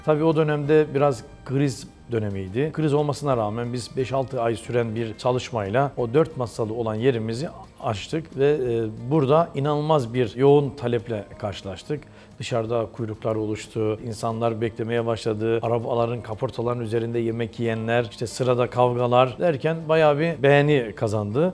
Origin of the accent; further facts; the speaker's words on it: Çayeli, Rize Province, Turkey; moved away as an adult; now in Istanbul, Turkey; Rize Çayeli. Aşıklar Köyü doğumluyum. İlk orta ve lise eğitimimi Rize'de tamamladım.